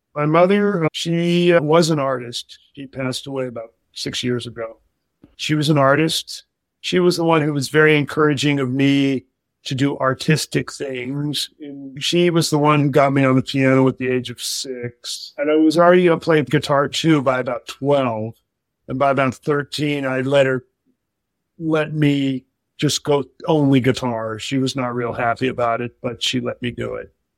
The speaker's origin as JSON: {"language": "English", "town": "Springfield", "region": "Massachusetts", "country": "United States", "tie": "born or raised there", "said": "I was born in Springfield, Massachusetts"}